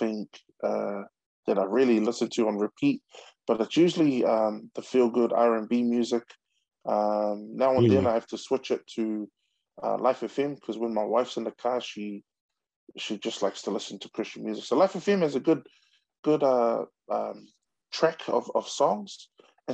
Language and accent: English; Auckland, New Zealand; also born or lived in Niue; We came to New Zealand in 1983. Niue being governed by New Zealand, we had automatic citizenship. I grew up in Otara.